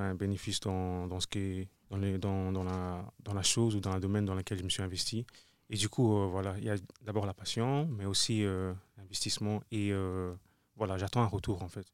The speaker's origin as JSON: {"language": "French", "town": "Brussels", "region": "Brussels-Capital Region", "country": "Belgium", "said": "je suis un artiste euh, bruxellois"}